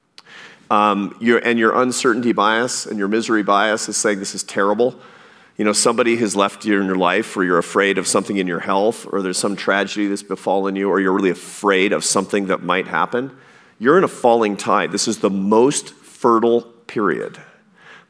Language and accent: English; Pacific Northwest, United States; when I was a kid, I grew up in the Pacific Northwest, and I used to fish sometimes off the rocks on the Oregon coast.